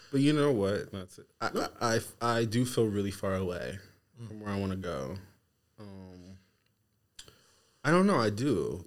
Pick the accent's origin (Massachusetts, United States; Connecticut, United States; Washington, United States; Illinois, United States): Washington, United States; Seattle; now in Los Angeles, United States; I'm from Seattle.